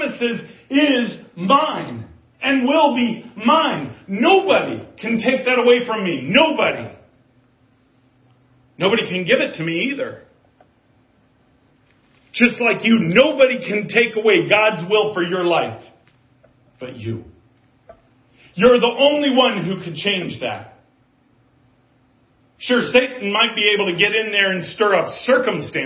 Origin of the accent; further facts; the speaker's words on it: United States; as an American